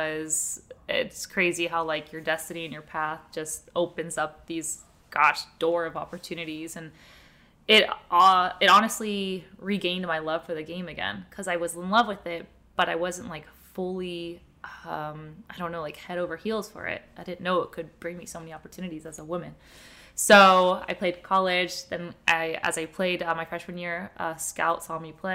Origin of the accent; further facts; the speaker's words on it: Florida, United States; And they moved to Florida and I was born in Florida.